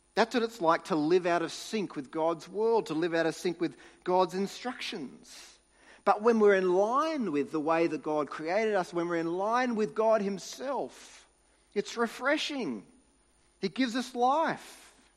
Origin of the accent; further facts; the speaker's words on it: New South Wales, Australia; moved away; I grew up in New South Wales